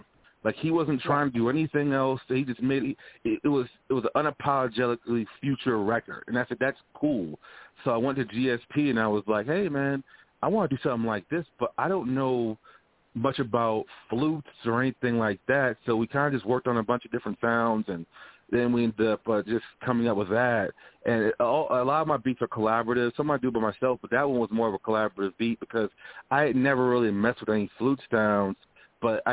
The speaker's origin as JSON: {"language": "English", "region": "Louisiana", "country": "United States", "moved": "yes", "said": "I'm from Louisiana originally"}